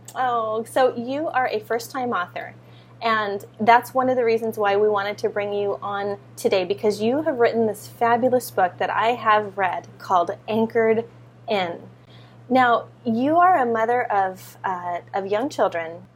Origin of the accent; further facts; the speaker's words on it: California, United States; moved away as an adult; now in Hawaii, United States; I grew up in California. Now I'm in Hawaii.